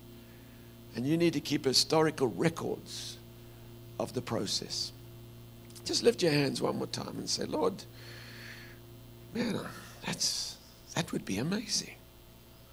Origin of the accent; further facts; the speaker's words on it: South Africa; the culture I grew up in South Africa is men really don't cry in public